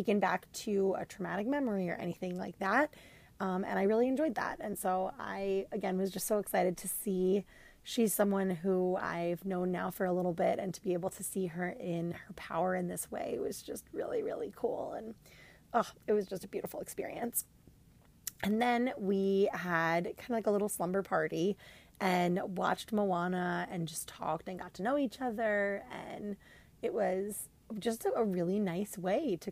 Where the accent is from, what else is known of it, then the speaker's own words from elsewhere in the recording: New York, United States; I'm from New York